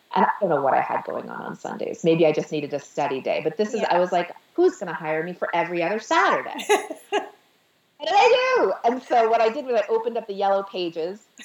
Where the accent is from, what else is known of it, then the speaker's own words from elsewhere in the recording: Sheffield, Massachusetts, United States; moved away as an adult; also born or lived in Staten Island, New York; now in Manhattan, United States; I'm from Sheffield, Massachusetts